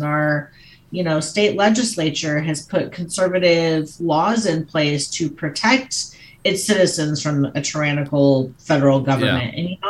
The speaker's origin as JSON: {"language": "English", "region": "Oregon", "country": "United States", "said": "because I came from Oregon. I didn't know that places did actual poll voting anymore. So when we moved to Montana, we signed up for mail-in voting"}